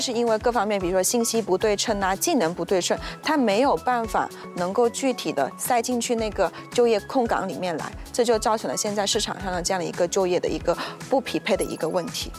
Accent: Malaysia; 作为马来西亚人

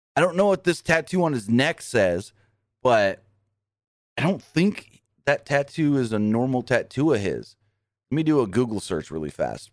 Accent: California, United States; I ended up in California 'cause I was born in California

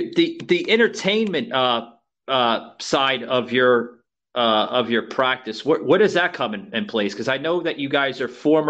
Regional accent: New York City, New York, United States; I'm originally from the Lower East Side of Manhattan.

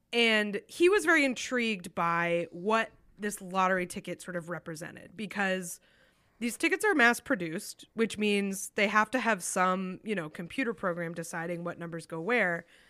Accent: New Hampshire, United States; my home state of New Hampshire

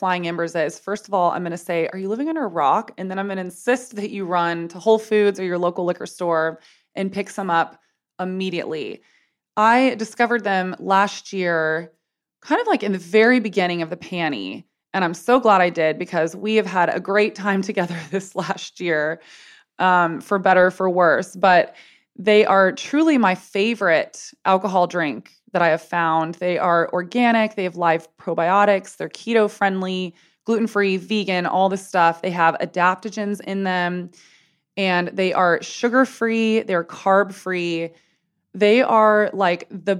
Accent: United States; moved away as an adult; also born or lived in San Antonio, Texas / Telluride, Colorado / Boulder, Colorado / Los Angeles, California; I was born in San Antonio, Texas, and then I went to school in Boulder, Colorado. And I have spent half my childhood living in Telluride, Colorado.

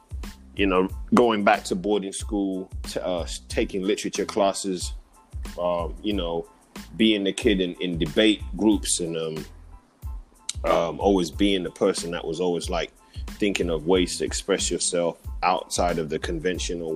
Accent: London, United Kingdom; moved away; also born or lived in Kampala, Uganda / Wichita, Kansas; I'm from it's East London, it's a town called Leighton

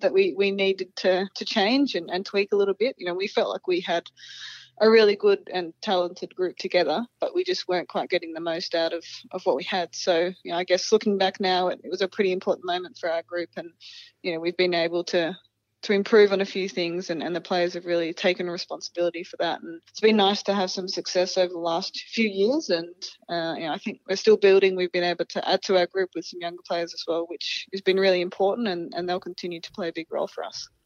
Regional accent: Australia; we're Australian

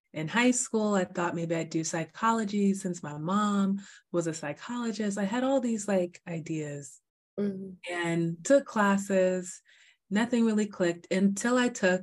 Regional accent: Miami, Florida, United States; also born or lived in Atlanta, Georgia / Takoma Park, Maryland / Albuquerque, New Mexico; I was born in Atlanta, Georgia, and I grew up in Miami, Florida

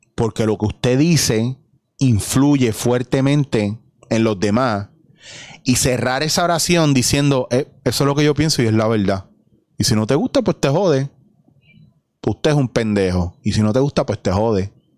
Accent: Puerto Rico; soy puertorriqueño

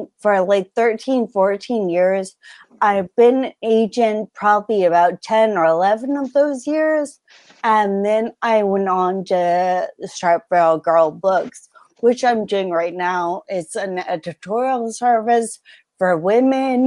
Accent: California, United States; I wasn't born on the West Coast. I was raised in California

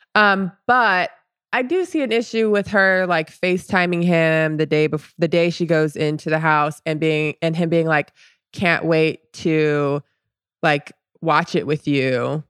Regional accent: Orlando, Florida, United States; being from Orlando

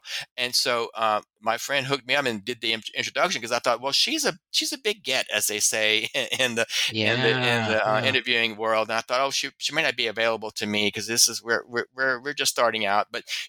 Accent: Louisiana, United States; I'm not from Baton Rouge, but I'm from Louisiana.

